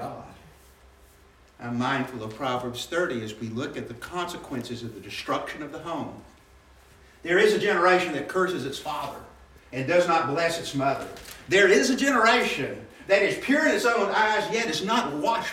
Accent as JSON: {"language": "English", "town": "Birmingham", "region": "Alabama", "country": "United States", "tie": "born or raised there", "said": "I grew up in West End in Birmingham, Alabama"}